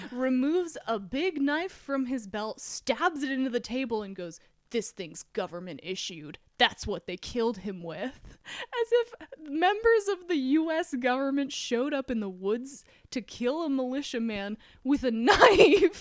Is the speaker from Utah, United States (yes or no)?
yes; Utah, United States; we're, we're from Utah